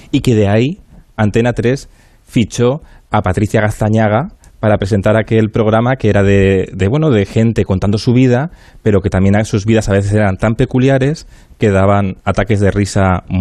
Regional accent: Basque Country, Spain; yo en mi tierra eh, sigo siendo

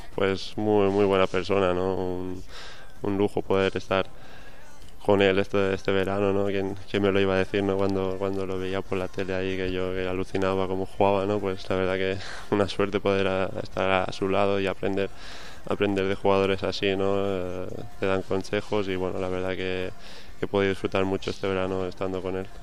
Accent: Mallorca, Balearic Islands, Spain; now in Valencia, Spain; el pabellón de, mi pueblo, ¿no? De, Mallorca

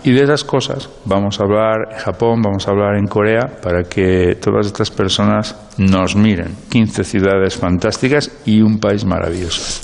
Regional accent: Castile and León, Spain; now in Salamanca, Spain; nosotros somos castellanos

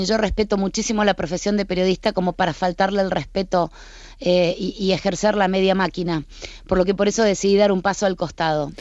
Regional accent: Argentina; yo trabajé durante 25 años en la crónica de sucesos en mi país, en la televisión argentina

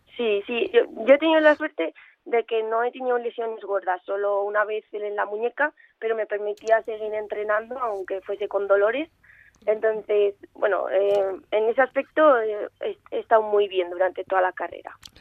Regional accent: Zaragoza, Aragon, Spain; he nacido aquí, Y vivo aquí

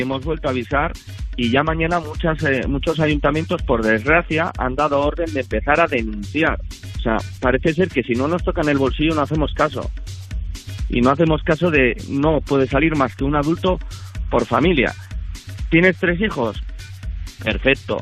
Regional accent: Berrioplano, Navarre, Spain; De, Navarra, de, Navarra. Eh, de, de Berrio Plano.

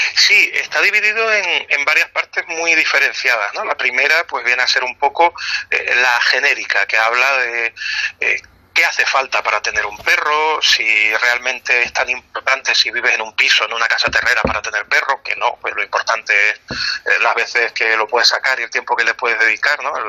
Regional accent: Canary Islands, Spain

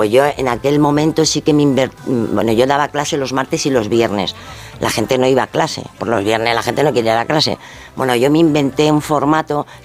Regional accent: Extremadura, Spain; now in Madrid, Spain; nosotros veníamos, vinimos de Extremadura a, Madrid y bueno, pues veníamos pues con muchísimas dificultades.

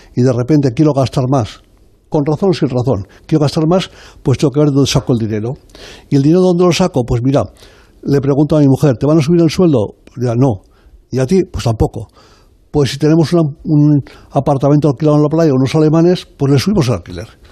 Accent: Zaragoza, Aragon, Spain; que soy yo de Zaragoza, yo soy de allí

